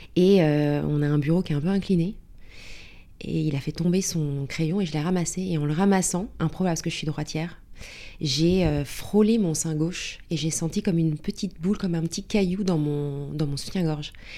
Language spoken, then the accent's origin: French; Paris, Île-de-France, France; moved away as an adult; now in London, United Kingdom; à la base, je suis parisienne